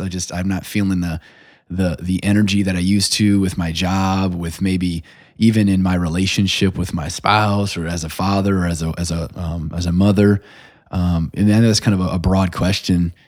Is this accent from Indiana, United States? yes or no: yes; South Bend, Indiana, United States; I grew up on the West Side